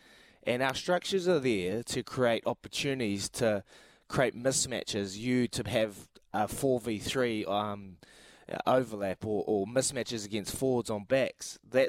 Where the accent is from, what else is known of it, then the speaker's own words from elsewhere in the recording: New Zealand; we're kind of losing our number one asset as Kiwi players, is our instincts, our ability to play what we see.